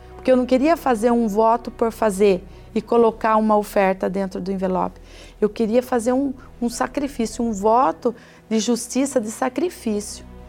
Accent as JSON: {"language": "Portuguese", "town": "Sorocaba", "region": "São Paulo", "country": "Brazil", "said": "sou de Sorocaba"}